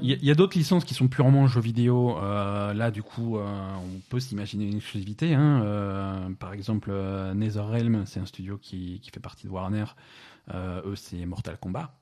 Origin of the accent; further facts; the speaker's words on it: France; chez nous en France